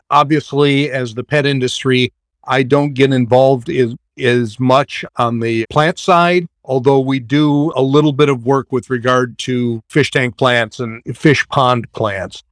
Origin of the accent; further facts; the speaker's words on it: Madison, Wisconsin, United States; I grew up in Madison in Wisconsin